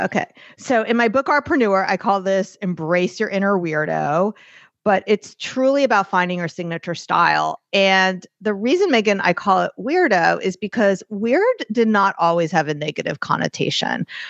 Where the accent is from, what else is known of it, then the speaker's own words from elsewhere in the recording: New York, United States; I'm New Yorker, I'm Jewish